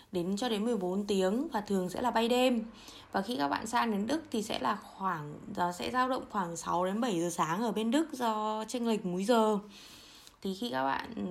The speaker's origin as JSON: {"language": "Vietnamese", "country": "Vietnam", "tie": "born or raised there", "moved": "as an adult", "lives_now": "Germany", "said": "từ bé đến lớn thì chủ yếu là mình đi tàu mình đi ô tô mình đi du lịch trong việt nam thôi chứ mình cũng chưa bao giờ ra khỏi lãnh thổ việt nam bao giờ cả"}